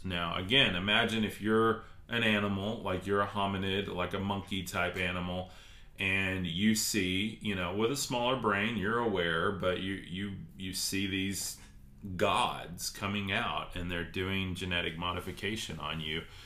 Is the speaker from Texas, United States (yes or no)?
yes; Texas, United States; I'm from Texas, actually, Alexandria